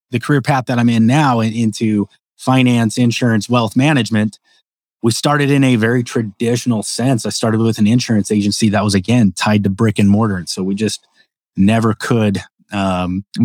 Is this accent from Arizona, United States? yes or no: yes; Phoenix, Arizona, United States; also born or lived in southern Utah / Las Vegas; now in Idaho, United States; I was born and raised in the Phoenix area, right, um, where it's hotter than hell, and uh, spent a lot of time in southern Utah, where it's also hotter than than hell.